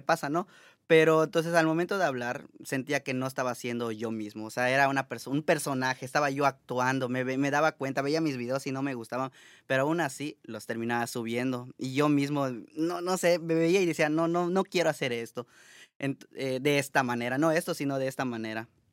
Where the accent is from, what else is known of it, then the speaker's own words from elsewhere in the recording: Mérida, Yucatán, Mexico; moved away as an adult; now in Montreal, Canada; Yo soy de Mérida, Yucatán, México.